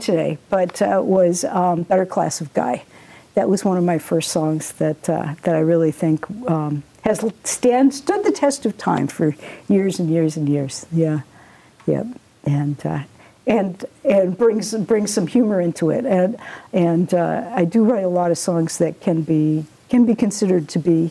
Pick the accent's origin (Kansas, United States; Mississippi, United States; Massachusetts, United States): Massachusetts, United States; also born or lived in Montana; I grew up really pretty much in Massachusetts.